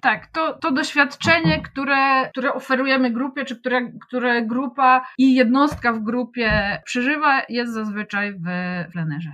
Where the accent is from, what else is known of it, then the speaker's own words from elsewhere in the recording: Wrocław, Lower Silesian Voivodeship, Poland; also born or lived in Kłodzko Valley; Urodziłam się we Wrocławiu, ale od kilku lat konsekwentnie próbuję przenieść całe swoje życie y, w góry, w Kotlinę Kłodzką.